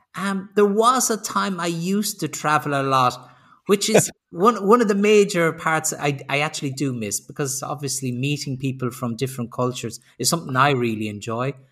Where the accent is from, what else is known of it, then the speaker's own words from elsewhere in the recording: Ireland; moved away as an adult; also born or lived in Sweden / Slovenia / Spain; now in Germany; I'm originally I'm originally Irish, but I've lived outside of Ireland for 30 years